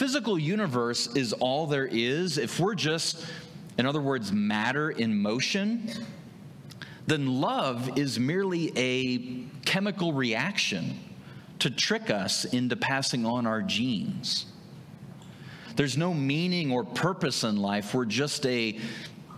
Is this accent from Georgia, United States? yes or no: no; Wahoo, Nebraska, United States; moved away as an adult; also born or lived in South Carolina; I'm from this region. I grew up in Saunders County, if you know where that's at, Wahoo, Fremont area, Ashland, Meade